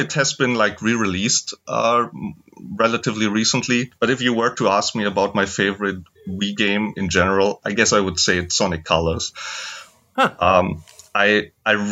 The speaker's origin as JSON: {"language": "English", "country": "Germany", "said": "I'm also from Germany"}